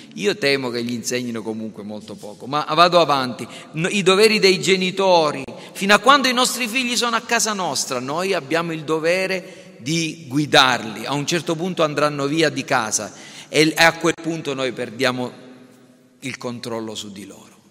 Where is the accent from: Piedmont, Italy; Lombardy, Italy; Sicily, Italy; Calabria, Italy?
Sicily, Italy; io sono italiano, sono siciliano